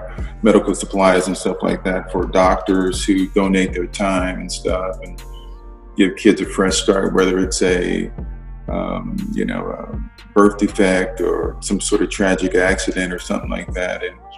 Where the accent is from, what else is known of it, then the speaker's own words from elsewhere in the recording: California, United States; now in Boise, United States; growing up in California